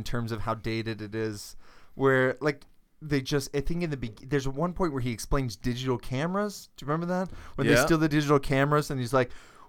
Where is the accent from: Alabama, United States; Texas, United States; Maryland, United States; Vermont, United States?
Maryland, United States; I'm from Maryland.